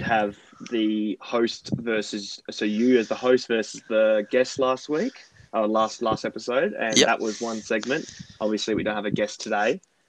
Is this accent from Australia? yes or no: yes; Perth, Western Australia, Australia; we're in from Perth